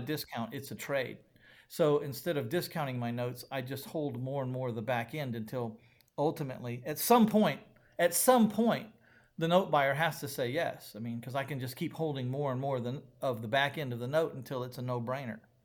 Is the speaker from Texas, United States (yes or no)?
yes; San Antonio, Texas, United States; my hometown of San Antonio, Texas